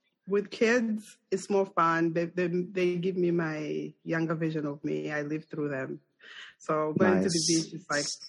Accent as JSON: {"language": "English", "country": "Zambia", "second_language": "English", "lives_now": "United States", "said": "So I share the thing with you with Colorado. We are a landlocked country."}